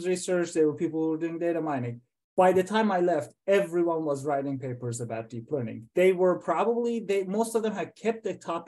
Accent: Iran; moved away as an adult; also born or lived in Iowa, United States; now in United States; I went to college first in Iran. I'm from Iran

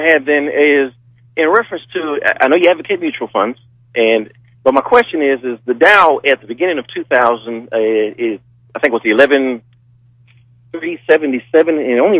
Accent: Germany; now in United States; when I became a United States citizen, I'm actually born from Germany

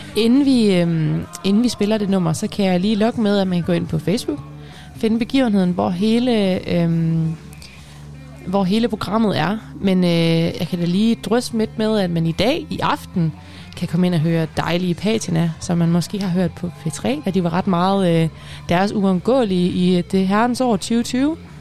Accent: Aalborg, North Denmark Region, Denmark; jeg er fra Aalborg

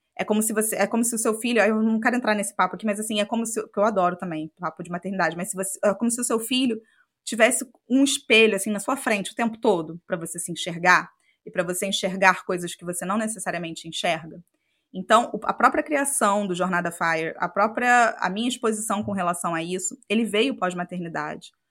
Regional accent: Macaé, Rio de Janeiro, Brazil; moved away as an adult; nasci em Macaé, passei minha vida inteira lá até fazer o intercâmbio

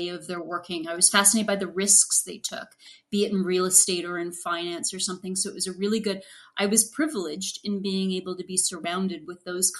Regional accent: Ottawa, Ontario, Canada; I was from Ottawa, didn't have the French background

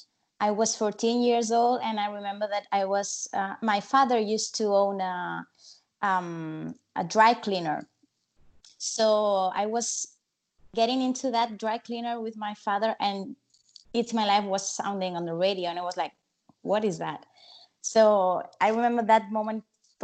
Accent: Spain; first language Spanish; English is a second language; here we speak Spanish, and our level of English is not that pretty good

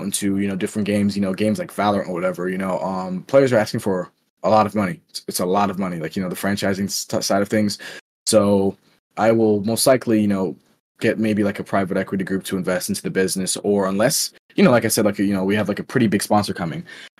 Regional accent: Florida, United States; I'm from Florida as well

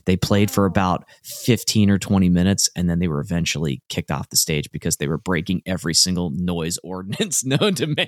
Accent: Hershey, Pennsylvania, United States; I grew up in Hershey, Pennsylvania, and we had access to two venues.

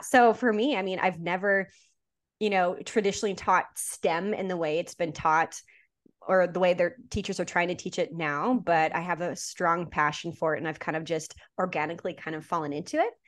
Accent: Saskatchewan, Canada; I was born and raised in Saskatchewan, Canada, and that's where I taught.

